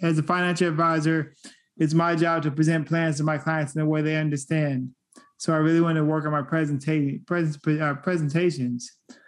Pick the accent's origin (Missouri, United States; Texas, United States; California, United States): California, United States; Sacramento; I came here a whole lot younger. Like, I'm from Sacramento, but I did move.